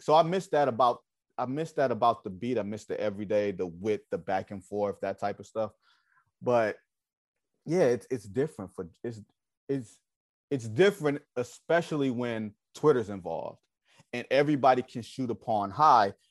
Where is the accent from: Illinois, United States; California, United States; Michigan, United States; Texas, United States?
Michigan, United States; Detroit; I'm from Detroit